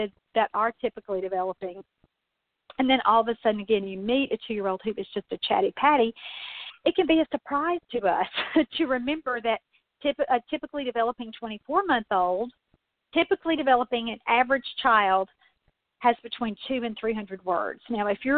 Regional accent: Mississippi, United States; also born or lived in Louisville, Kentucky; now in Kentucky, United States; the town I grew up in Mississippi when I was a little girl

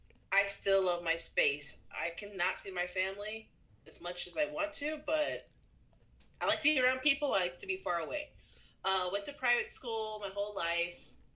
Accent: Springfield, Illinois, United States; I grew up in Springfield, Illinois. I'm one of eight siblings.

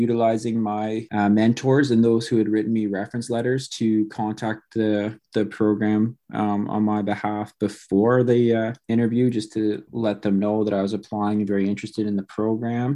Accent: London, Ontario, Canada; now in Hamilton, Canada; I'm from London originally.

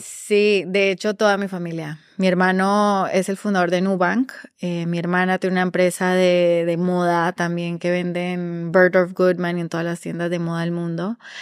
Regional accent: Costa Rica; moved away as an adult; also born or lived in Medellín, Colombia / New York, United States; now in Peru; soy originalmente de Medellín, eh, nací allá, eh, me mudé con, mi, nos mudamos, mi familia inmediata, a Costa Rica. Crecí en Costa Rica

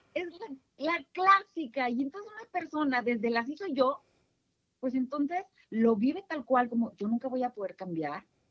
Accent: northern Mexico, Mexico; accent: northern; yo soy del norte, seguramente lo van a notar por mi timbre de voz.

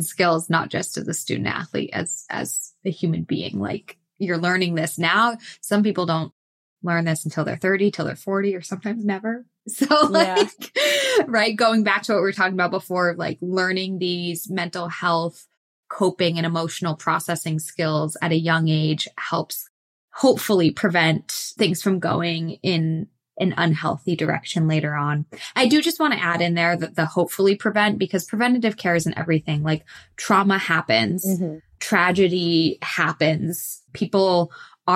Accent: Massachusetts, United States; moved away as an adult; now in Texas, United States; I grew up in Massachusetts, but the last decade or so I've been in southern, more warmer weather clients

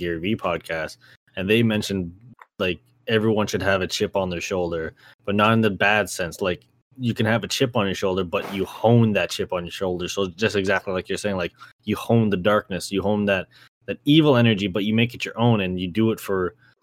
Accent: Canada; as a Canadian

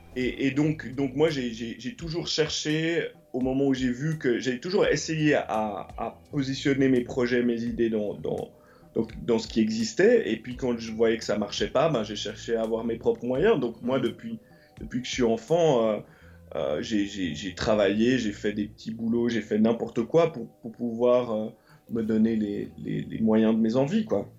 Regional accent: Lausanne, Vaud, Switzerland; moved away as an adult; also born or lived in London; now in Los Angeles, United States; j'ai grandi à Lausanne et autour de Lausanne comme enfant, donc dans les années 80.

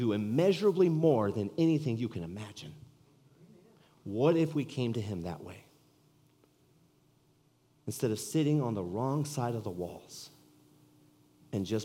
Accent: California, United States; moved away as an adult; now in Iowa, United States; we're native from California, kind of. We're from California. We moved here from California

